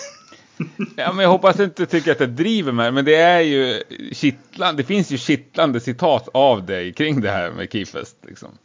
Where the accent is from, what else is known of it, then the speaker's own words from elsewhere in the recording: Gävle, Gävleborg County, Sweden; det säger man i Gävle också, där jag kommer ifrån